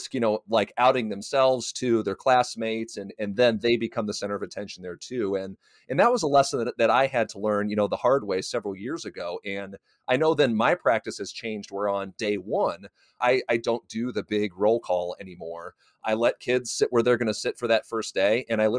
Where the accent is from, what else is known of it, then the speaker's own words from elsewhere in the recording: Iowa, United States; that was not an experience that I had growing up in Iowa in the 90s, in the early 2000s.